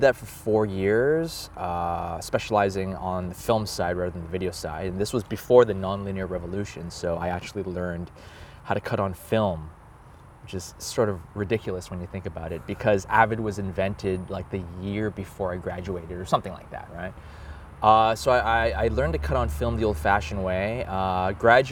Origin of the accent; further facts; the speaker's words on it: Toronto, Ontario, Canada; I was born in Toronto, Canada.